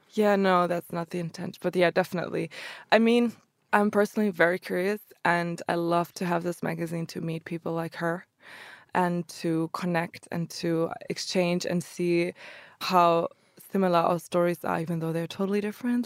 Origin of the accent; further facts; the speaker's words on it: Germany; also born or lived in Croatia; I grew up in Germany though, since they immigrated to Germany